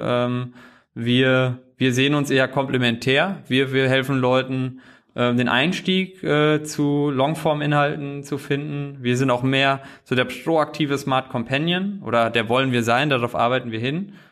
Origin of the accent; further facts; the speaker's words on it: a small village in central Hesse, Germany; moved away as an adult; now in Berlin, Germany; komme wirklich aus einem kleinen Dorf in der Mitte von Hessen